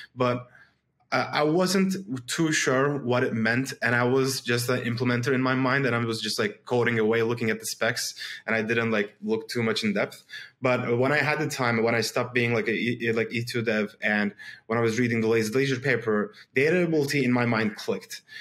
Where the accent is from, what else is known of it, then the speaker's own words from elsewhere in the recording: Istanbul, Turkey; I'm from Istanbul, Turkey